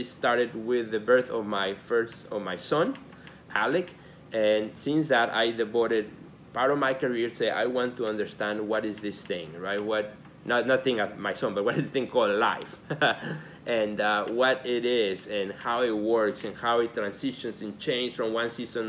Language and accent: English; Mexico; now in Chicago, United States; You know, I'm an immigrant. I came from Mexico to Chicago in 1988, which, by the way, is 30 years already.